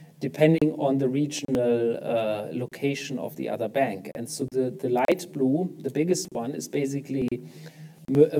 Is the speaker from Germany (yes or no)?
yes; Germany; in my home country in Germany